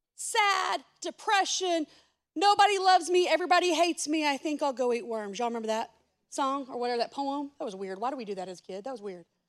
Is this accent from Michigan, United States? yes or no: no; Texas, United States; I'm from Texas, not from the Middle East